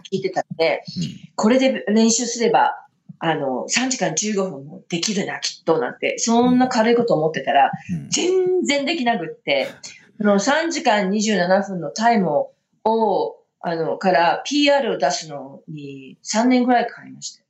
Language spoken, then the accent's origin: Japanese; Sapporo, Hokkaido, Japan; now in Colorado, United States; 札幌の出身なんですけど